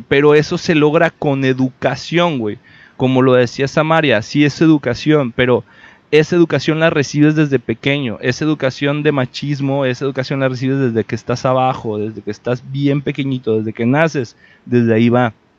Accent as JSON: {"language": "Spanish", "country": "Mexico", "said": "para todos como mexicanos"}